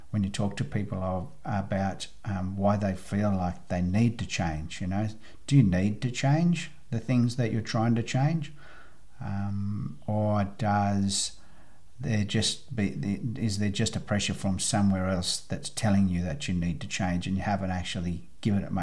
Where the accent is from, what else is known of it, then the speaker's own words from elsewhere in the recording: Australia; I come from Australia.